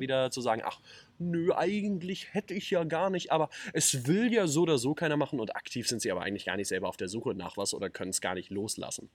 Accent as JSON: {"language": "German", "town": "Neukirchen", "country": "Germany", "said": "wir kommen nun mal aus Neukirchen"}